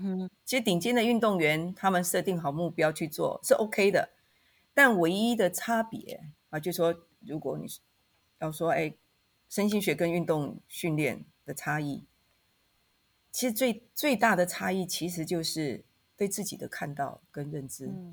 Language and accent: Chinese; Taitung, Taitung County, Taiwan; moved away; also born or lived in Taipei; 我出生在台东，好，所以我现在是回到台东，所以在台东任教